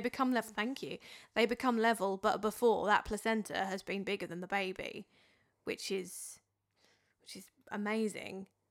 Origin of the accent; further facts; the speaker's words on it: Dartford, South East England, United Kingdom; accent: Dartford; my Dartford accent